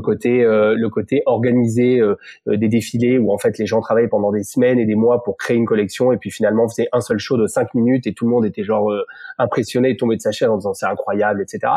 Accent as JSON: {"language": "French", "town": "Montpellier", "region": "Occitania", "country": "France", "tie": "born or raised there", "also_born_or_lived": "Paris", "moved": "as an adult", "said": "je suis né à Montpellier, euh, comme euh, mes deux business partners. On s'est rencontrés sur les sur les bancs d'école quand j'étais tout petit"}